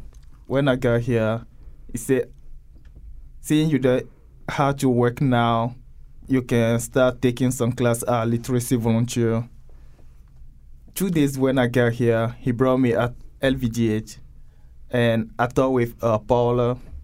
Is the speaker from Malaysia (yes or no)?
no; Togo; English is a second language; moved away as an adult; now in United States; I came from Togo, country in West Africa. I got here almost 2 years. I won a GVS3 lottery visa.